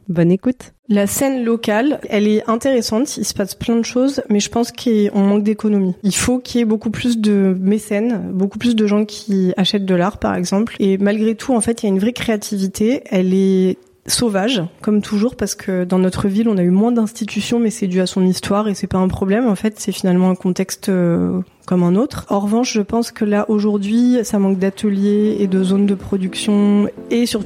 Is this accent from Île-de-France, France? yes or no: no; Marseille, Provence-Alpes-Côte d'Azur, France; je viens de Marseille.